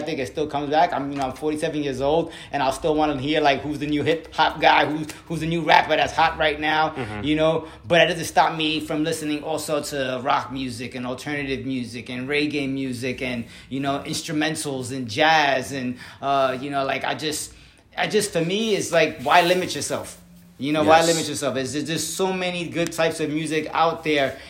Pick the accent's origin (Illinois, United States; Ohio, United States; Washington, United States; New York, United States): New York, United States; New York City; growing up in the Bronx